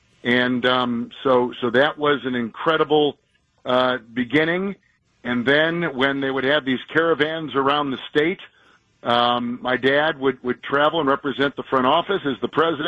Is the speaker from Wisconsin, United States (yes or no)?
yes; Wisconsin, United States; moved away as an adult; now in Kansas City, United States; I grew up in the Packer organization. I was born just outside Milwaukee. I'm a Wisconsinite, although we live in Kansas City.